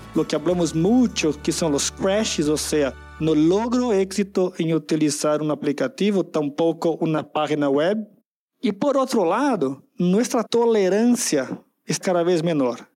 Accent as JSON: {"language": "Spanish", "region": "São Paulo", "country": "Brazil", "second_language": "Spanish", "said": "Soy de San Pablo, Brasil"}